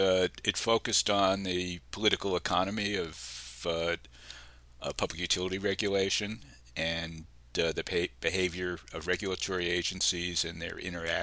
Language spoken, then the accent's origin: English; New York City, New York, United States; moved away as an adult; now in Brookline, United States; I grew up in New York City. I went to New York City public schools for elementary school, at junior high and high school.